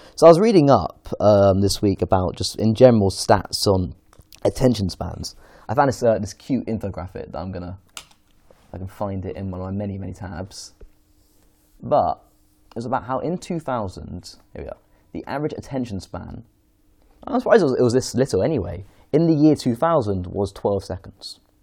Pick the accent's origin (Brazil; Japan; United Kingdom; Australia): United Kingdom; London; I'm from Golders Green originally.